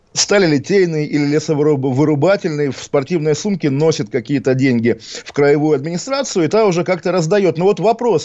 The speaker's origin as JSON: {"language": "Russian", "town": "Kaliningrad", "region": "Kaliningrad Oblast", "country": "Russia", "tie": "born or raised there", "moved": "yes", "said": "Я приезжаю в родной город, понимая, что здесь каждый как бы кустик меня укроет, потому что это родина, потому что здесь все свои, и каким бы я ни был, там, не знаю, навальнистом, агентом Госдепа, агентом госбезопасности, я знаю или хочу, по крайней мере, думать, что вот я прихожу, калининградец, калининградец"}